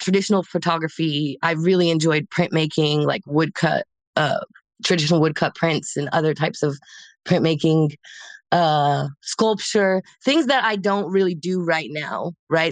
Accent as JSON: {"language": "English", "town": "Casper", "region": "Wyoming", "country": "United States", "tie": "born or raised there", "also_born_or_lived": "Oregon", "moved": "as an adult", "lives_now": "Los Angeles, United States", "said": "I grew up in Casper, Wyoming"}